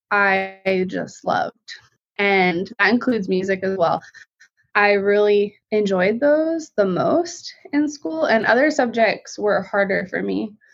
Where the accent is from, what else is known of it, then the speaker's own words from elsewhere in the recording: Colorado Springs, Colorado, United States; I'm from Colorado Springs, Colorado been lived other places too, but that was the longest